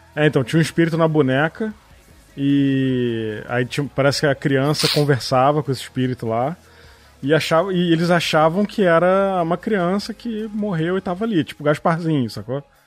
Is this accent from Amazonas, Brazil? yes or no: no; Petrópolis, Rio de Janeiro, Brazil; also born or lived in São Paulo; Eu nasci em Petrópolis, fui morar em São Paulo. Recém-nascido e eu, quando tinha uns seis anos, a gente voltou para Petrópolis